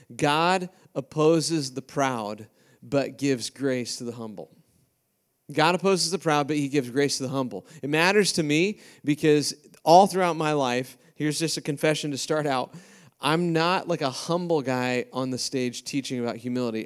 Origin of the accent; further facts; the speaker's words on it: Iowa, United States; now in Ames, United States; I'm from Iowa